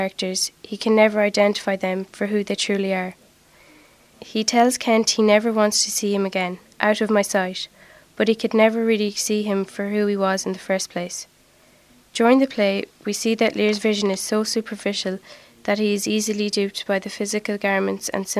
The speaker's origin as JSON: {"language": "English", "area": "Longford", "region": "Leinster", "country": "Ireland", "said": "I'm from Scullwhere, Longford"}